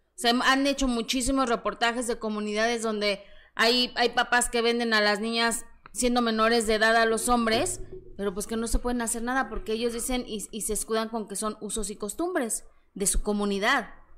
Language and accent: Spanish; Mexico City, Mexico; estoy muy orgullosa de mis orígenes, así que de Peralvillo para el mundo.